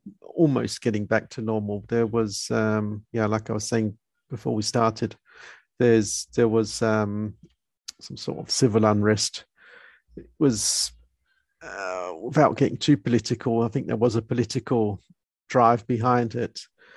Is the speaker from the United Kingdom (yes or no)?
yes; United Kingdom; moved away as an adult; now in South Africa; Okay, I'm originally from United Kingdom, and I've came to South Africa in 1990 when I was 20 years old.